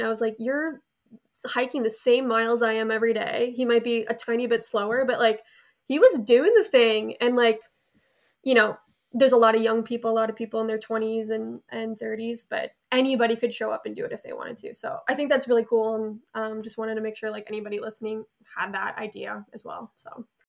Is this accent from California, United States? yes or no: no; Delafield, Wisconsin, United States; I'm currently living right outside Milwaukee, Wisconsin, in my hometown, so, um, Delafield, Wisconsin